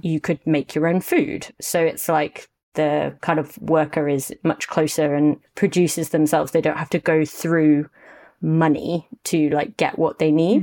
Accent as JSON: {"language": "English", "country": "United Kingdom", "said": "as a British person"}